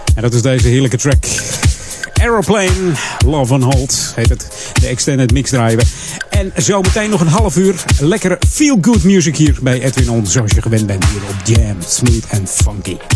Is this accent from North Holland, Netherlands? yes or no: yes; Hilversum, North Holland, Netherlands; Ik ben geboren in Hilversum